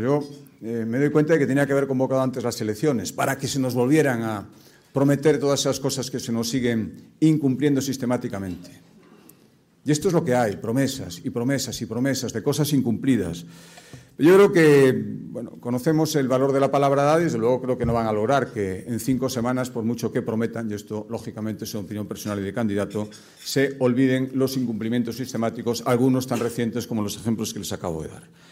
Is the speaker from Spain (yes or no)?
yes; Galicia, Spain